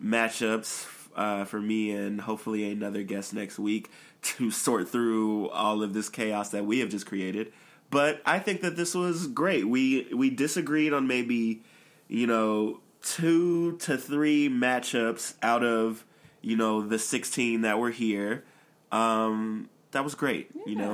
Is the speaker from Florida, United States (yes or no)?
no; Chicago, Illinois, United States; we're both from Chicago